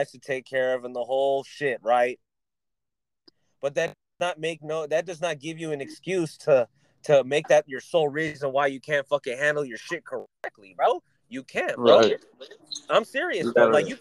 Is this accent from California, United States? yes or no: yes; California, United States; I'm from Cali